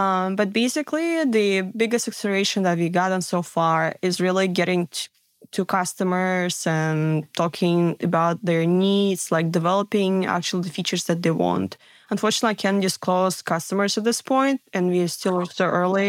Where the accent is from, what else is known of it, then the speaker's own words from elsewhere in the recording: Siberia, Russia; moved away; I grew up in Siberia